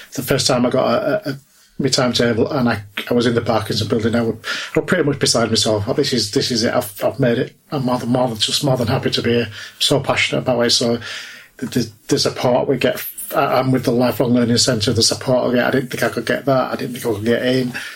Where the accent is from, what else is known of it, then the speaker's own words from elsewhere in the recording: Leeds, Yorkshire and the Humber, United Kingdom; I'm from Leeds